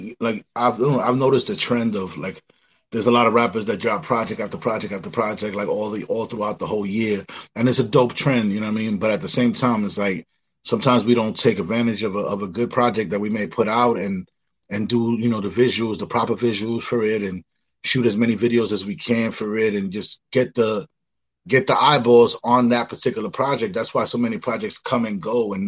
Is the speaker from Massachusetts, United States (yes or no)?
no; New York City, New York, United States; moved away as an adult; now in Rochester, United States; being born and raised in the Bronx